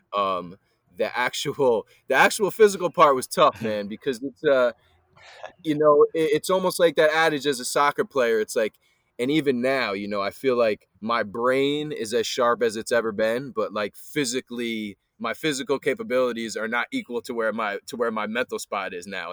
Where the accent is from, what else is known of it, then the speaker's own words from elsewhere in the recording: Highland, New York, United States; also born or lived in New Paltz / Poughkeepsie; I'm from the Hudson Valley area, um, grew up between kinda Highland, New Paltz, Poughkeepsie area